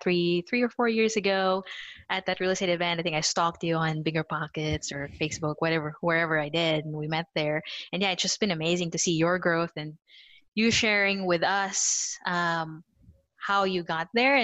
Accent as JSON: {"language": "English", "country": "Philippines", "tie": "born or raised there", "also_born_or_lived": "New Zealand", "moved": "yes", "said": "I had moved from New Zealand. I was born in the Philippines, moved to New Zealand, married Chris. So I moved here."}